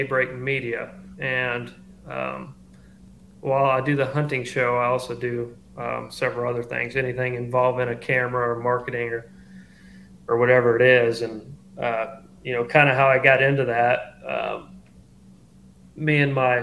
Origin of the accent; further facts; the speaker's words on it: Nashville, Tennessee, United States; now in Dexter, Missouri, United States; I grew up in Nashville, Tennessee